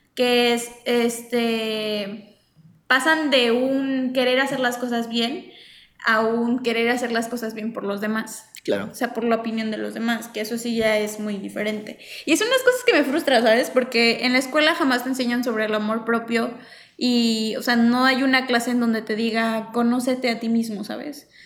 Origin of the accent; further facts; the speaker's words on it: Mexico; como diría yo como cultura mexicana